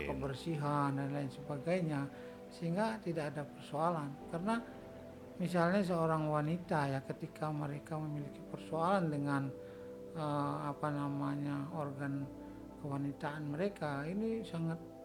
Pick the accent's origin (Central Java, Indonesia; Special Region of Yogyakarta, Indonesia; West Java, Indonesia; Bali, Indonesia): Bali, Indonesia; sebagai orang Bali